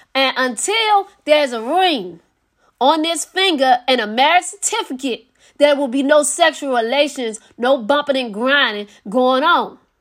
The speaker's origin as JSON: {"language": "English", "town": "Philadelphia", "region": "Pennsylvania", "country": "United States", "tie": "born or raised there", "said": "I know it's in Philadelphia, Pennsylvania, my hometown"}